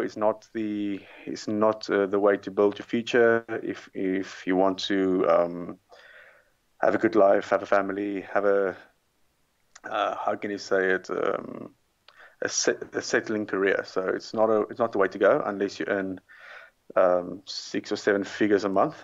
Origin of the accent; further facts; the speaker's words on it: South Africa; moved away; originally I'm from South Africa